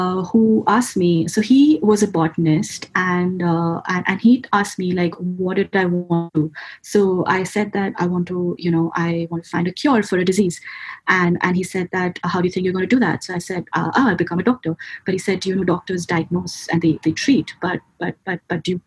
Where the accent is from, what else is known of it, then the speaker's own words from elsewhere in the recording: India; moved away as an adult; also born or lived in Pune, India; a degree course, which was about 24 hours away from my hometown, in a different state, in a different, city called Pune in India